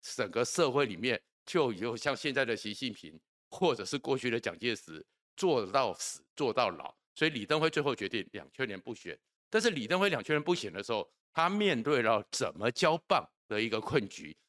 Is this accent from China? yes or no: no; Taiwan; 我们住在台湾的人